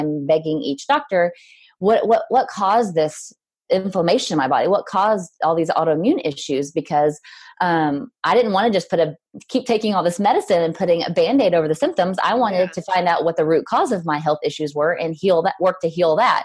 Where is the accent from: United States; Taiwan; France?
United States; Southern Illinois; moved away as an adult; also born or lived in Mississippi; now in Franklin, United States; I'm from Southern Illinois, small town girl, lived out in the country